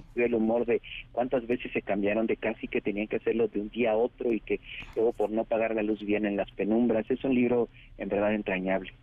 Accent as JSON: {"language": "Spanish", "region": "Oaxaca", "country": "Mexico", "tie": "born or raised there", "said": "mi pueblo de Oaxaca"}